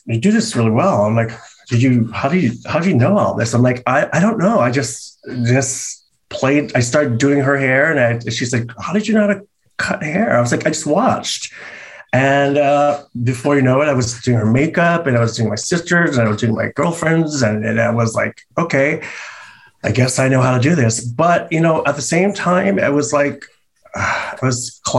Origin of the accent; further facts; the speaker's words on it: San Francisco, California, United States; moved away as an adult; now in Los Angeles, United States; growing up in San Francisco, you know, it was very open to art and to culture